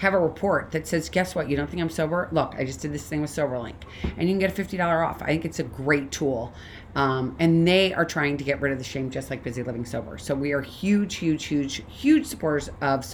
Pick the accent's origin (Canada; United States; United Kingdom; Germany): United States; St. Louis, Missouri; Another person from St. Louis, actually, my hometown.